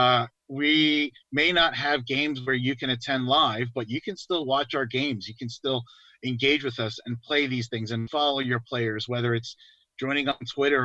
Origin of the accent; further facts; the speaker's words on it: New York, United States; moved away; I'm from New York, so born and raised, you know, clearly, I've moved around a lot for work